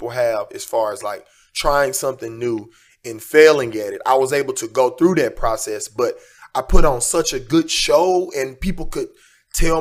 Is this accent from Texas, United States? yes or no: yes; Houston, Texas, United States; now in Los Angeles, United States; I was born and raised in Houston, Texas